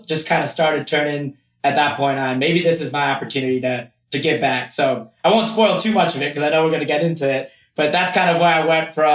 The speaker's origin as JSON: {"language": "English", "region": "Michigan", "country": "United States", "tie": "born or raised there", "also_born_or_lived": "Baltimore, Maryland", "said": "I was born in Baltimore, but pretty much spent my whole life in Michigan"}